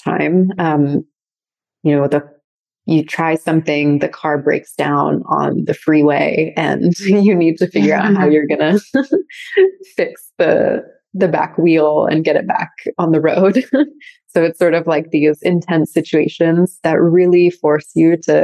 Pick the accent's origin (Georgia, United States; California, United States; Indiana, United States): California, United States; San Francisco Bay Area, North Bay; also born or lived in wine country (North Bay), California; We grew up in the San Francisco Bay Area in North Bay. So we were actually born in wine country, grew up there, always being really immersed in nature. And then we moved to Marin at a pretty young age